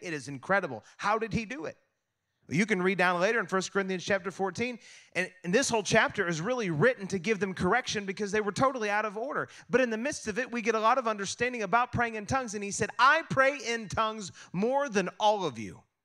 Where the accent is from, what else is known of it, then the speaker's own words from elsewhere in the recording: United States; I'm American